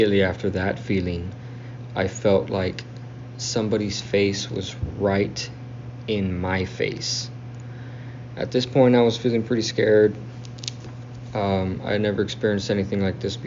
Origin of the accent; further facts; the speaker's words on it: South Texas, United States; I'm from South Texas